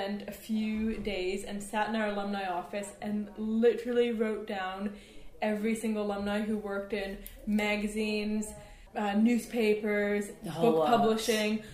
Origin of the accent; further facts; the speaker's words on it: Canada; moved away as an adult; now in London, United Kingdom; I grew up in Canada